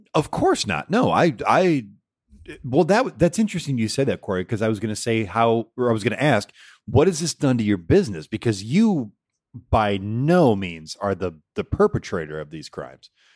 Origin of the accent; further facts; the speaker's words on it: just outside of Detroit, Michigan, United States; moved away; I'm from Michigan and just outside of Detroit